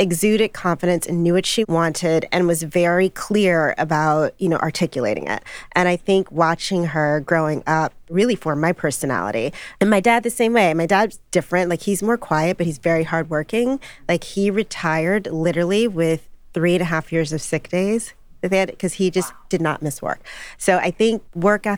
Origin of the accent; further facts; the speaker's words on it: Chicago, Illinois, United States; also born or lived in Michigan; This all began on the south side of Chicago, you know, with my mom and dad